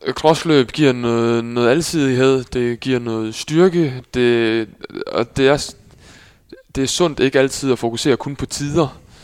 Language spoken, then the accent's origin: Danish; Skive, Central Denmark Region, Denmark; also born or lived in Netherlands; now in Aarhus, Denmark; derefter kom vi på en gård lige uden for Skive